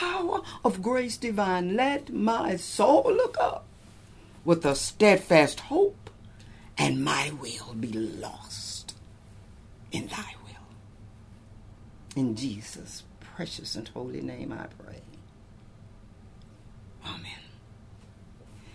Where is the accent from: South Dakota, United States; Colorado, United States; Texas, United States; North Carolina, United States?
Texas, United States; Lubbock; now in California, United States; my own hometown in Lubbock, Texas